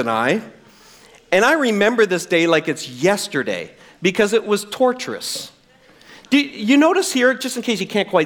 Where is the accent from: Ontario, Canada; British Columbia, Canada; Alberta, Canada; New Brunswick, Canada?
New Brunswick, Canada; I'm from New Brunswick